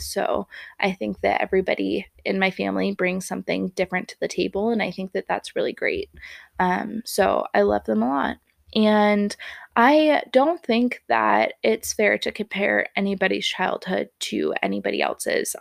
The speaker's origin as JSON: {"language": "English", "area": "Bay Area", "region": "California", "country": "United States", "tie": "born or raised there", "moved": "as an adult", "lives_now": "Montana, United States"}